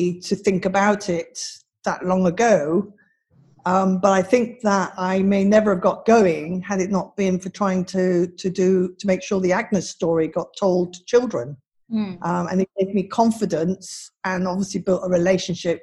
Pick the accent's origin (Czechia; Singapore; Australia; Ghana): Singapore; me growing up in Singapore as a young girl, a tomboy